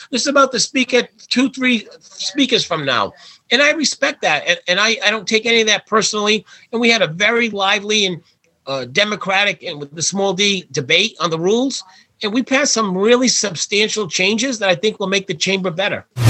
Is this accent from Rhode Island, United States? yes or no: yes; Warwick, Rhode Island, United States; my hometown of Warwick